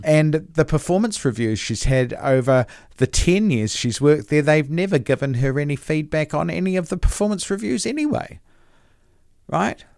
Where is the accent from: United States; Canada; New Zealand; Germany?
New Zealand; I'm a Kiwi. I was born here